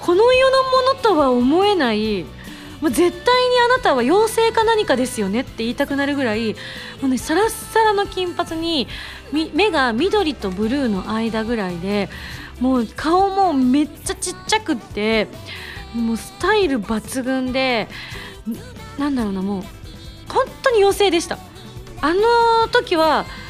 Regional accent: Japan; 自分は日本人としての誇りをすごく持ってます

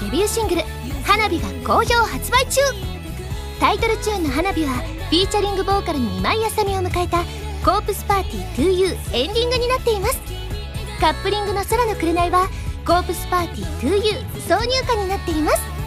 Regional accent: Osaka, Japan; moved away; 次大阪に帰った時は

